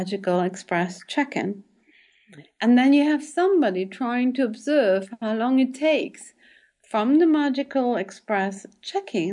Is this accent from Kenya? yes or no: no; German-speaking part of Belgium, German-speaking Community, Belgium; first language German; English is a second language; moved away as an adult; also born or lived in New York, United States; now in United States; I'm born in Belgium. I'm born in the German-speaking part of the country. So my mother tongue actually is German. However, I learned English the British way